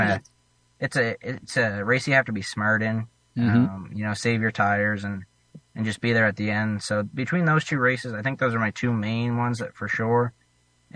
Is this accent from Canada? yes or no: yes; Nova Scotia, Canada; I'm from Nova Scotia